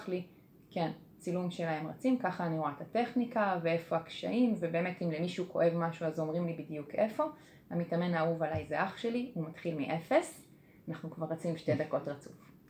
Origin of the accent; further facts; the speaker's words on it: Kfar Saba, Central District, Israel; אני מכפר סבא